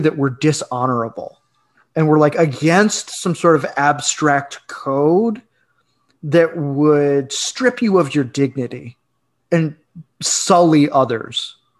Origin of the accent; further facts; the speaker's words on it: Midwest, United States; this was the type of ethics that I grew up with in the Midwest even.